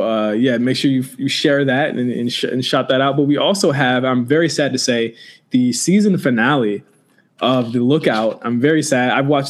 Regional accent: Virginia, United States; moved away; I'm from Virginia also, so I have family out there.

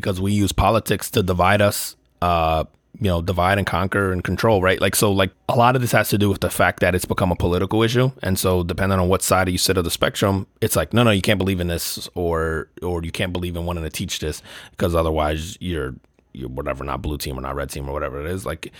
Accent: Puerto Rico; as a Puerto Rican, right? Like, as an American, as a Puerto Rican

